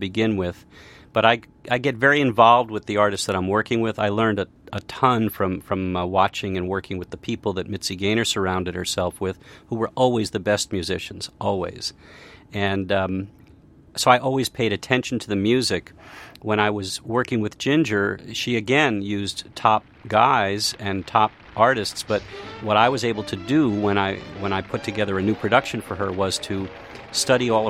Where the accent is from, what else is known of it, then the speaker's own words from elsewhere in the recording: New Haven, Connecticut, United States; I grew up in New Haven, Connecticut